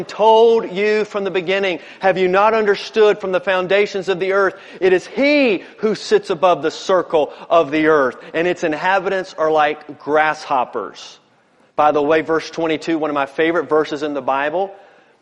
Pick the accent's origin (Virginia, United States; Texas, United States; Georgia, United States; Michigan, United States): Virginia, United States; Newport News; growing up in Newport News